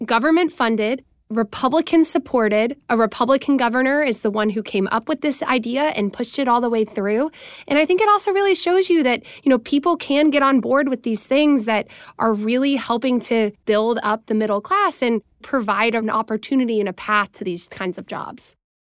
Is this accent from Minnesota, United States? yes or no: no; Tennessee, United States; I'm from Tennessee myself